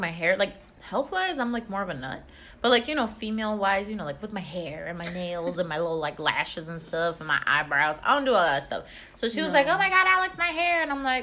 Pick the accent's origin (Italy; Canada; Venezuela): Venezuela; I am from Venezuela, and my husband is from Argentina